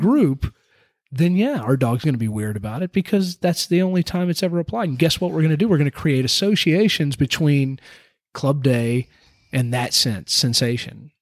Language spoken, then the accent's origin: English; United States; as an American